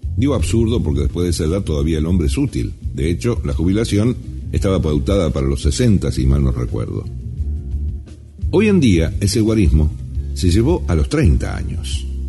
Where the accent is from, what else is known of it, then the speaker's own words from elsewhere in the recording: Argentina; en mi país se prioriza la juventud